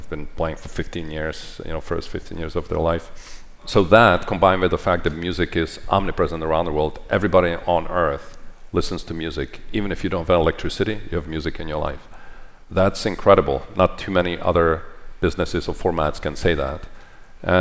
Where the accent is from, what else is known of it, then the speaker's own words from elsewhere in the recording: Czechia; moved away; I grew up in Czechoslovakia when it was a communist country.